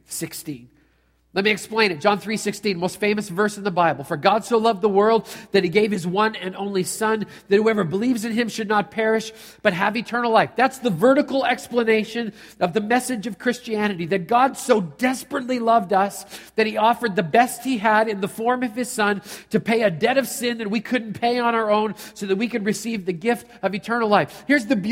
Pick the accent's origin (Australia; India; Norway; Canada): Canada; I'm a Canadian